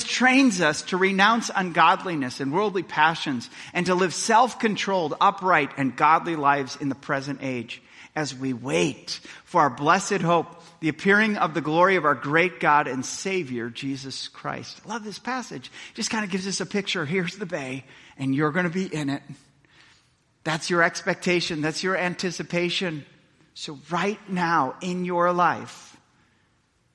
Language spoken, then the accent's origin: English; Milwaukee, Wisconsin, United States; I grew up in Milwaukee, Wisconsin